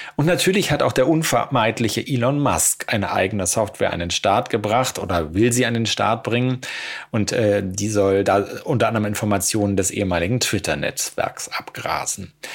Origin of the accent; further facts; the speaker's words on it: Berlin, Germany; als Berliner